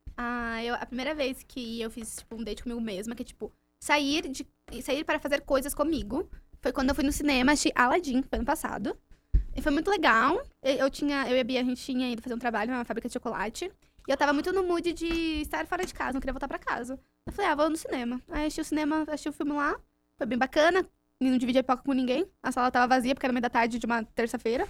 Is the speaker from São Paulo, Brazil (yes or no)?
yes; Juquitiba, São Paulo, Brazil; eu fui criada em Juquitiba, mato